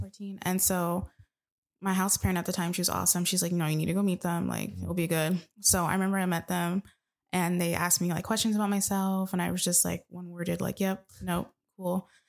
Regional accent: Tucson, Arizona, United States; growing up in Tucson

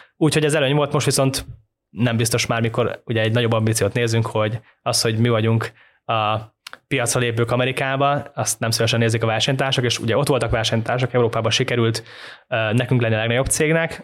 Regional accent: Hungary; magyar vagyok, eh, sose gondolják el azt, hogy magyar vagyok

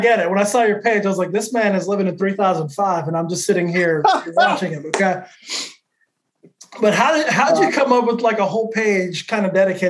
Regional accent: New Mexico, United States; moved away as an adult; also born or lived in California / Austin, Texas; growing up, I'm from New Mexico, right? New Mexico is not exactly known for like pizza and Italian food and shit.

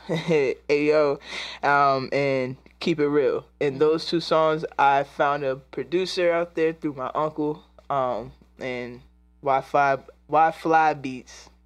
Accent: DMV area, Virginia, United States; I'm from Virginia and born and raised in the DMV area

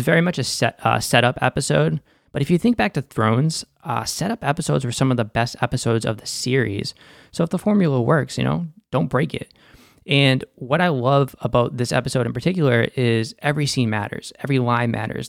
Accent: Boston, Massachusetts, United States; accent: Boston; That's my Boston accent there

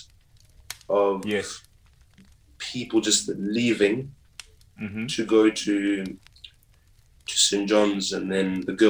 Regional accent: Harare, Zimbabwe; moved away; also born or lived in France; I was born, obviously, in Harare, in Zimbabwe, H-Town boy.

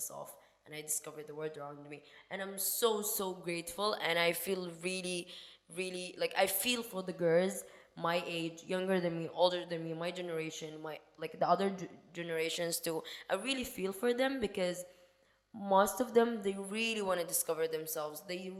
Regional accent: Sudan; I am not originally from there. I am from Sudan, Africa. And to be honest, I would say we're more open-minded, and like it's a Muslim country, of course, but the people are more open-minded.

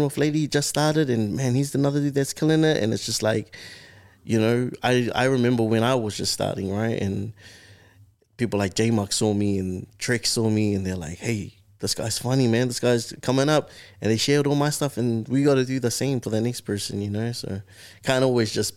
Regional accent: Auckland, New Zealand; I was raised here in South Auckland

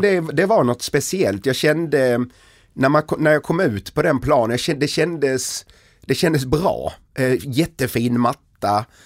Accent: Helsingborg, Skåne, Sweden; moved away; jag kom från Helsingborg

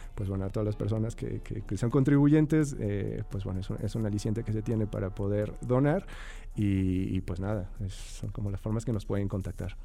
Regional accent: Mexico; como, sociedad mexicana

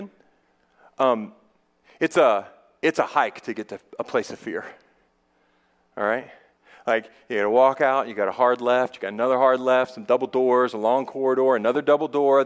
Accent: United States; I'm a male, I am white, I am middle class, I am an American

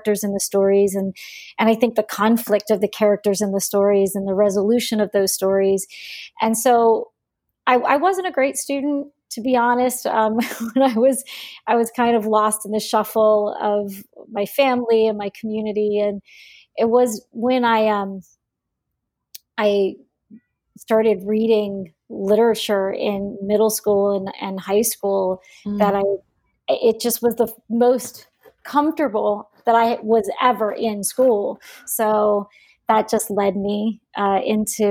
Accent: Prince George's County, Maryland, United States; also born or lived in Bayonne, New Jersey / Washington, D.C. / Virginia; I was born in Bayonne, New Jersey in 1966. When I was two, my family moved to Washington, D.C., and then we had a home in Maryland. So I was raised in Prince George's County

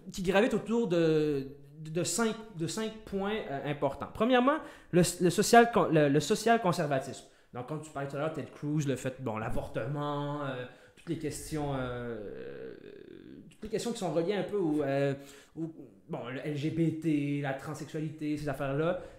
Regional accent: Canada; on n'est pas américain, nous, on est canadien.

